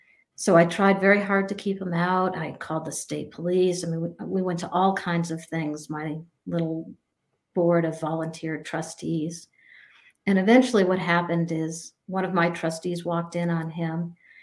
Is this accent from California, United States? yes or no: no; New Mexico, United States; moved away as an adult; also born or lived in New Hampshire; now in Vermont, United States; I ended up moving to Vermont. I grew up in New Mexico and in New Hampshire, and I ended up going to Vermont when I was 18 years old.